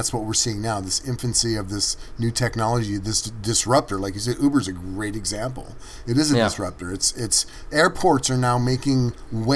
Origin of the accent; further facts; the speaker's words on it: Bay Area, California, United States; growing up in the Bay Area